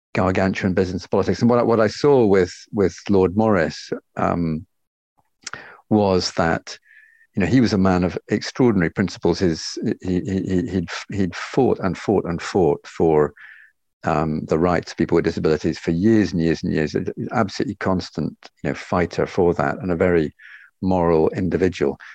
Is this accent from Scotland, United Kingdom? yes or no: yes; Loch Fyne, west coast of Scotland, United Kingdom; moved away as an adult; also born or lived in Glasgow; now in Barcelona, Spain; I was born in Glasgow and then brought up on the west coast of Scotland uh, on one of the lochs on the on the west coast of Scotland, Loch Fyne